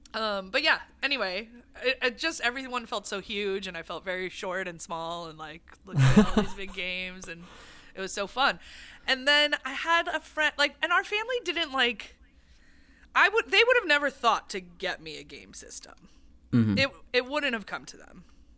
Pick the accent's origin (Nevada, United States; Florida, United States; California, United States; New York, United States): California, United States; Santa Monica; we grew up here in Santa Monica, so he would take us to one in Westwood that might still be there.